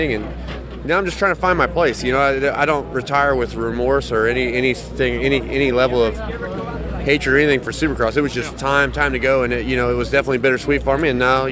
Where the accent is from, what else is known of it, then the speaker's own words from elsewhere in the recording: the South, United States; I'm from the South